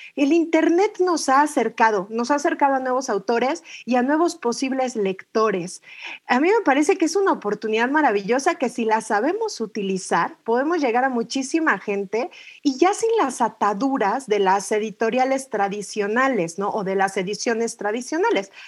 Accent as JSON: {"language": "Spanish", "region": "Mexico City", "country": "Mexico", "tie": "born or raised there", "said": "Y soy mexicana, nací en la Ciudad de México"}